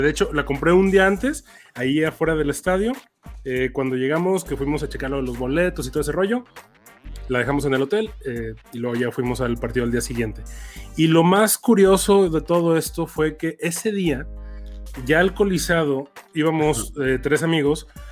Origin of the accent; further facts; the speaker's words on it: Mexico; por ser mexicanos